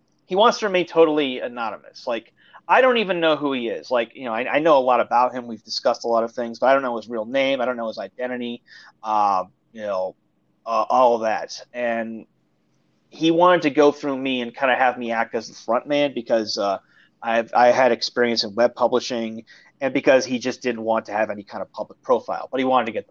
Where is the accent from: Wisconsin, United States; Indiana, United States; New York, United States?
New York, United States; Syracuse; moved away; I'm an American, born and raised upstate New York